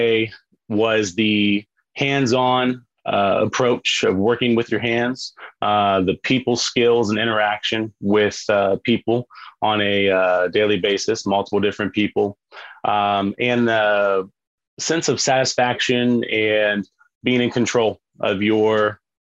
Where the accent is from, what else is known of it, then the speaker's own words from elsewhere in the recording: West Virginia, United States; born and raised in West Virginia